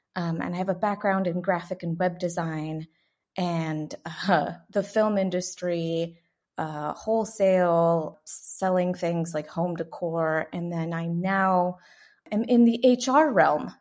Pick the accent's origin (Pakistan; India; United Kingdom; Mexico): Mexico; San Miguel de Allende, Guanajuato; also born or lived in Atlanta, Georgia, United States; now in Fort Worth, United States; I'm originally from a little town in the middle of the mountains, um, about four hours north of Mexico City. It's about twenty-two hours from the border of the U S, and the town is called San Miguel de Allende in the state of Guanajuato